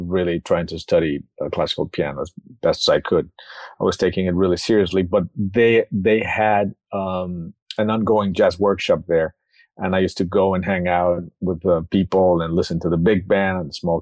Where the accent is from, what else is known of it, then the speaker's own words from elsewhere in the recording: Mexico City, Mexico; I'm originally from Mexico City. I was born and raised there.